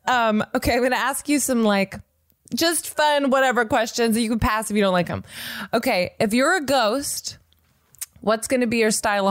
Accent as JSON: {"language": "English", "town": "Nashville", "region": "Tennessee", "country": "United States", "said": "I am from Nashville, Tennessee"}